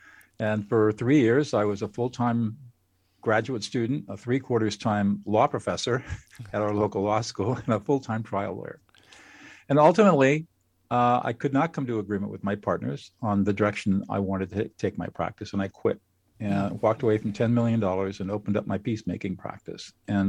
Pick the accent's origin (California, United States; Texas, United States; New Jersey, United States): California, United States; Well, I grew up in Southern California